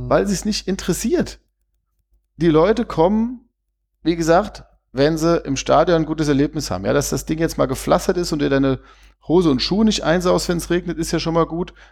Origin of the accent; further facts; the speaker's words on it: Vienna, Austria; ich komme ja aus Wien und bin auch früher auf den Halberg gegangen